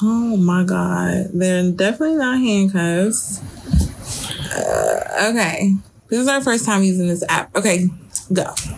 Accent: Detroit, Michigan, United States; I grew up in Detroit. Um, for those of you who don't know, and I'm from the east side of Detroit.

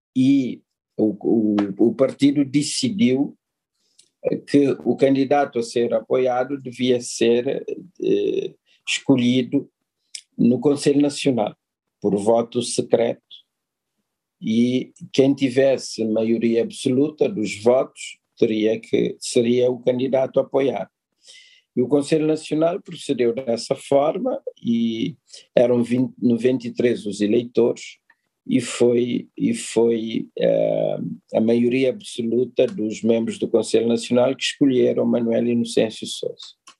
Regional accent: Cape Verde; nós somos um país transnacional, um país de transmigrantes

